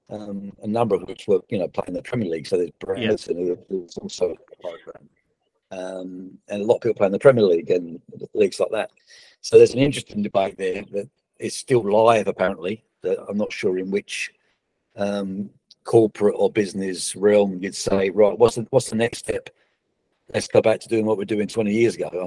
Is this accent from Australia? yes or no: yes; Australia; it was not, not just emotional as an Australian, but it's incredible to see where we're at now